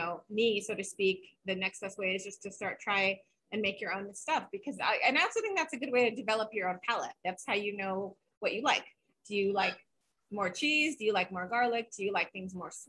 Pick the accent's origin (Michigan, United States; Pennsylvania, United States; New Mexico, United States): New Mexico, United States; Santa Fe; when I was growing up in Santa Fe